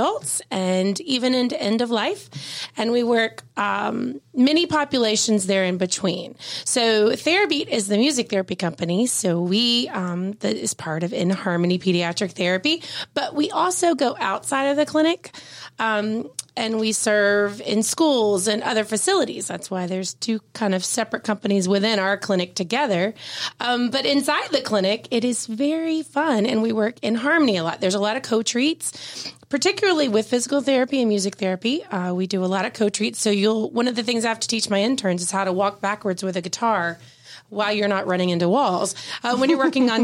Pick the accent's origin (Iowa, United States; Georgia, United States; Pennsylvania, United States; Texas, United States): Georgia, United States; Cherokee County; I grew up in Cherokee County